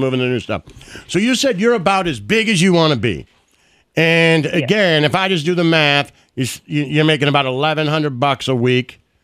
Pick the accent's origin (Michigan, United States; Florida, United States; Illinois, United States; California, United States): Michigan, United States; Detroit; me growing up in Detroit in the '80s